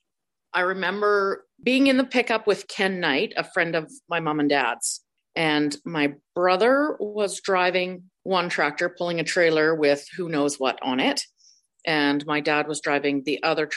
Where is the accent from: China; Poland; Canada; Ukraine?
Canada; British Columbia; also born or lived in Cleardale, Alberta; I did grow up in the Peace Region the majority of my life